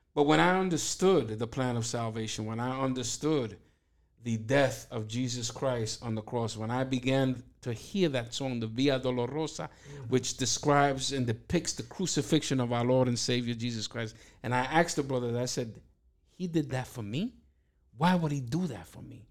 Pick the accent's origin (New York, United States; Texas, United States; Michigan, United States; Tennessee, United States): New York, United States; New York City; born and raised in East New York, first generation American from Dominican parents